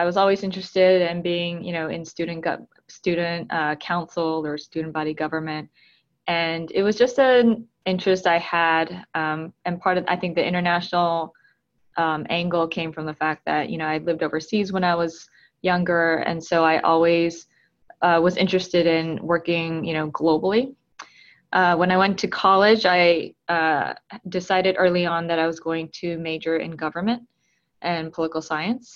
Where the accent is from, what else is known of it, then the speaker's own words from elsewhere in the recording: Tucson, Arizona, United States; moved away as an adult; also born or lived in Atlanta, Georgia / South Korea / New York; now in Brooklyn, United States; I was born in Atlanta, Georgia, but I spent my early childhood in South Korea, which is where my family is from. And then when we came back to the U.S., I was about 5, and then I grew up mostly in Tucson, Arizona